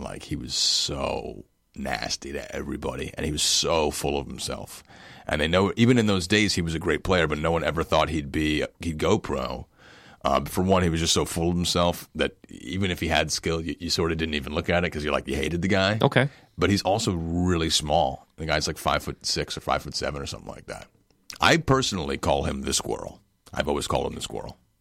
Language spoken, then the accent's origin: English; New York, United States; I'm from New York. I'm from New York